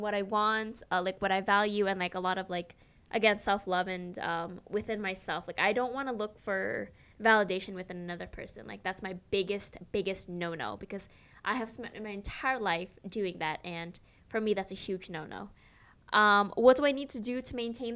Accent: New York, United States; I'm from New York

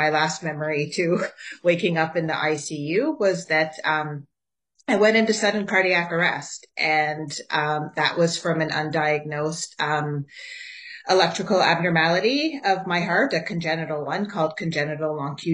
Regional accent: Ottawa, Ontario, Canada; I'm also born and raised in Ottawa. So a true Ottawa gal

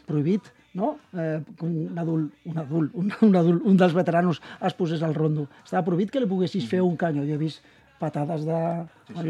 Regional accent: Tarragona, Catalonia, Spain; Soc de Tarragona

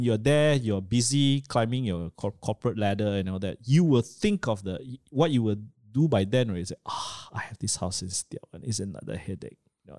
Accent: Miri, Sarawak, Malaysia; if I'm moving, here I was from Miri, was being transferred to KL. And I looked at the economic, the industrial trends that were going on at that point, I asked myself, how likely am I going to go back to Miri

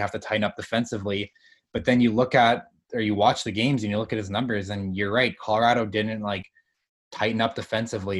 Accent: Winnipeg, Manitoba, Canada; I'm living in Winnipeg too right now. I'm born and raised in Winnipeg

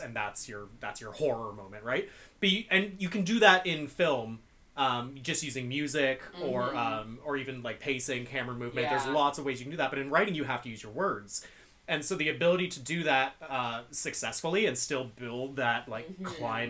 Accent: East Coast, United States; I mean, I'm from the East Coast, so I know exactly what kind of road it looks like

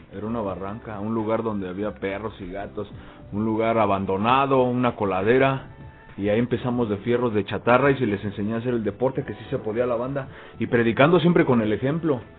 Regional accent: Mexico; somos mexicanos

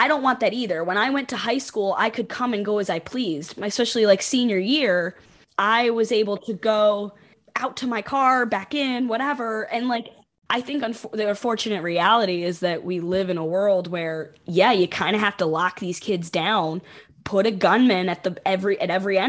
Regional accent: Buffalo, New York, United States; which I grew up right there along with you

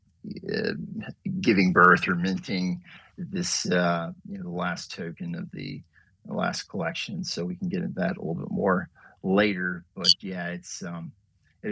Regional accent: North Carolina, United States; growing up in North Carolina

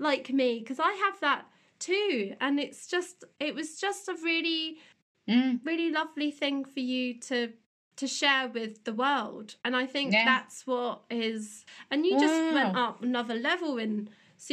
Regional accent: Teignmouth, South West England, United Kingdom; we came from Tynmouth in Devon, or local

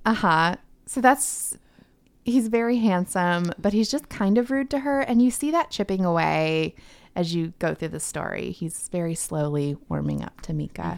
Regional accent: Tampa, Florida, United States; now in Nashville, United States; I was born in Florida

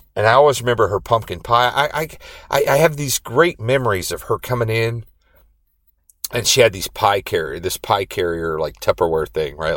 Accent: Indiana, United States; now in Rhode Island, United States; I grew up in Indiana.

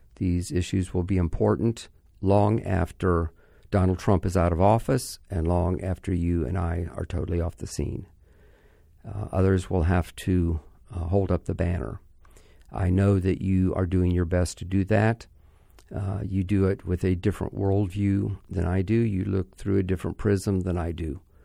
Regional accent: Orlando, Florida, United States; my hometown Orlando

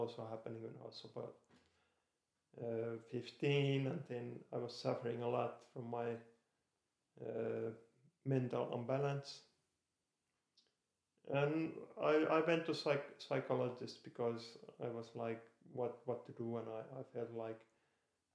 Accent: Lahti, Päijät-Häme, Finland; moved away as an adult; I was born in Lahti. It's a city in Finland, about 1.5 hours from Helsinki. I lived there 21 years and then I moved abroad.

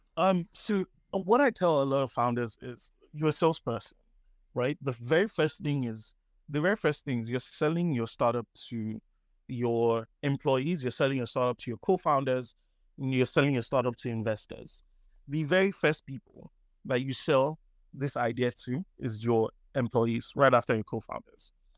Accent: Nigeria; I'm Nigerian.

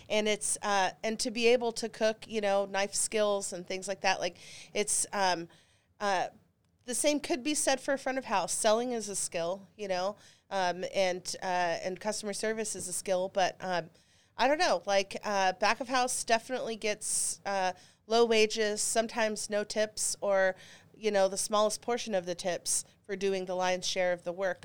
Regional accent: Dallas, Texas, United States; I grew up in Dallas, Texas

